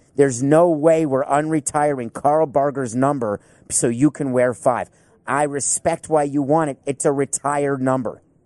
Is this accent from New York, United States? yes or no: yes; New York, United States; moved away; I grew up in New York.